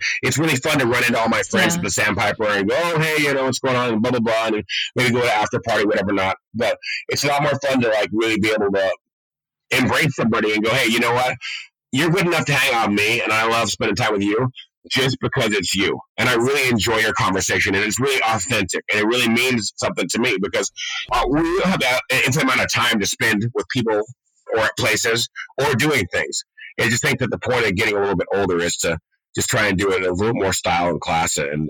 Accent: Laguna Beach, California, United States; Because growing up in Laguna, right, I mean, like, when I moved to Laguna Beach, my mom, close to high school

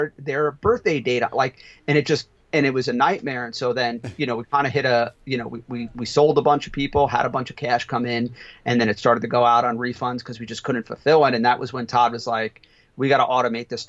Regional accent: Italy; moved away; I'm from Italy

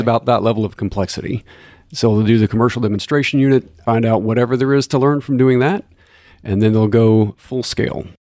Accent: Corpus Christi, Texas, United States; I grew up in Corpus Christi

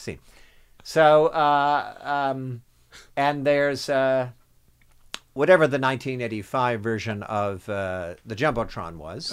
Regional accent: New Jersey, United States; moved away as an adult; also born or lived in New York; I grew up in New Jersey.

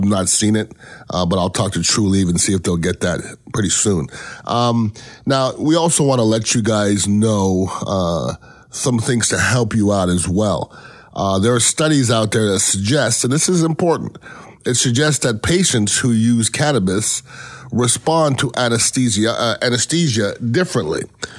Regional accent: Canada; born there; I know I'm Canadian born.

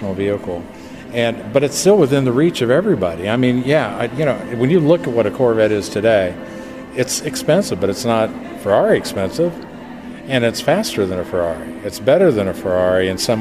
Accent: Wichita, Kansas, United States; also born or lived in California; now in Bowling Green, United States; I'm actually from Wichita, Kansas

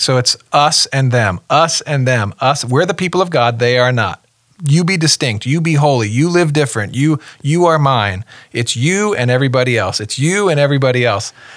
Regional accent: New Jersey, United States; moved away as an adult; also born or lived in Connecticut / Tennessee; I grew up in the Northeast, New Jersey, little little stint in Connecticut, but for a few years we moved to Tennessee

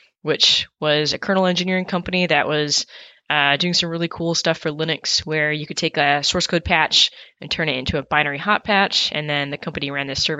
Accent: upstate New York, United States; also born or lived in Toronto, Canada; I was born in Toronto, but actually grew up in upstate New York

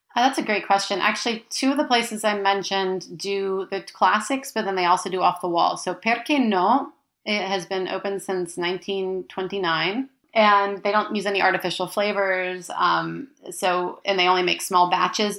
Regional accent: United States; moved away as an adult; now in Florence, Italy; I am American. All of my great grandparents were born in Italy

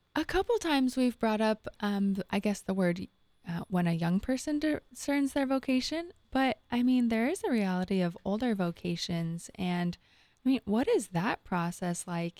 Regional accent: Southern California, United States; moved away; I'm also from Southern

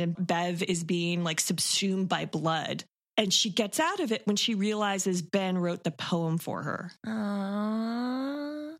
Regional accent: Toronto, Ontario, Canada; I'm born and raised in Toronto

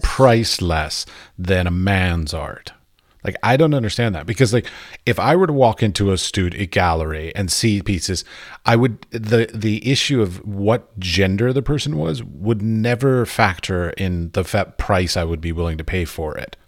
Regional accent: United States; I'm an American. And in America, when we, we were being raised

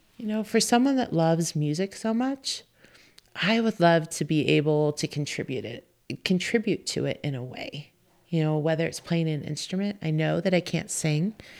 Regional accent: Southern California, United States; moved away as an adult; also born or lived in Montana; now in Bozeman, United States; I grew up in Southern California.

